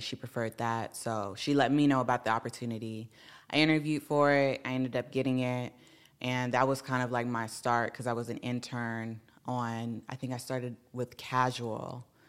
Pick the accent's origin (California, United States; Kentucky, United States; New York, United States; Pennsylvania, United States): California, United States; Carson; I'm from Carson, California